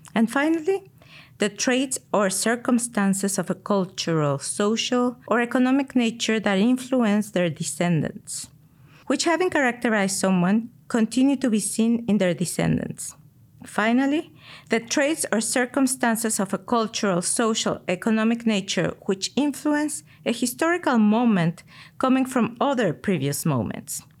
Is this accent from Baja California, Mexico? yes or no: no; Mexico City, Mexico; I grew up in Mexico City's suburbs